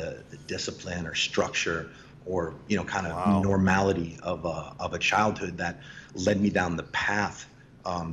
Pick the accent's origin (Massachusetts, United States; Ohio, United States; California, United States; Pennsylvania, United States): Massachusetts, United States; Boston; I'm from Boston, born and raised